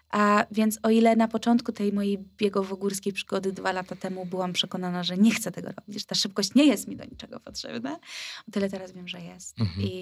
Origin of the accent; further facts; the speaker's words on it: Wrocław, Lower Silesian Voivodeship, Poland; Kurczę, my jesteśmy z Wrocławia, a nam się nie chce.